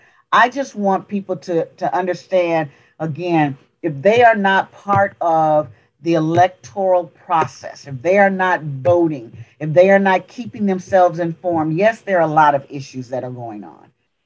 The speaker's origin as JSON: {"language": "English", "region": "the South", "country": "United States", "said": "I'm from the South. There are still remnants of some of the things that happened in the South."}